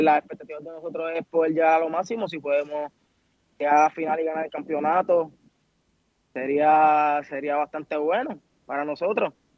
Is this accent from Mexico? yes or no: no; Puerto Rico; Puerto Rico porque fue la isla donde nací